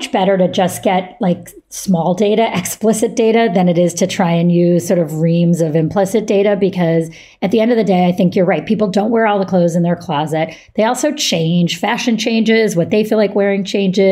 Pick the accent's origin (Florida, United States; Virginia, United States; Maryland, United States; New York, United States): New York, United States; Syracuse; moved away; I grew up in Syracuse, New York